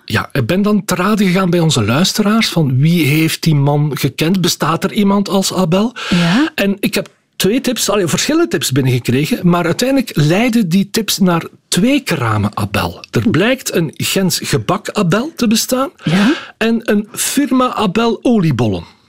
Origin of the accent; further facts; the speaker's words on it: Schellebelle, Flanders, Belgium; now in Ghent, Belgium; ik kom zelf eigenlijk uit Schellebel. Ik ben een aangespoelde Gentenaar.